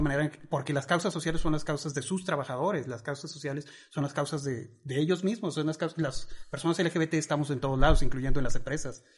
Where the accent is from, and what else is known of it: Mexico; also born or lived in Chihuahua